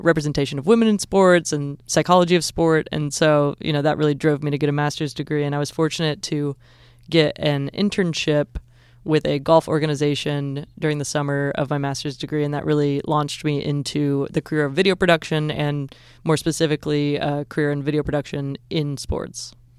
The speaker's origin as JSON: {"language": "English", "region": "Southern Illinois", "country": "United States", "also_born_or_lived": "Southern California", "moved": "as an adult", "lives_now": "Georgia, United States", "said": "I'm from Southern Illinois originally"}